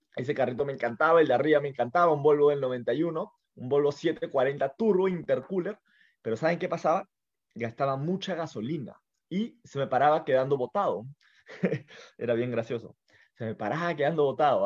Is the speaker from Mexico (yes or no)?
no; Lima, Peru; yo estoy en Lima, yo soy de Lima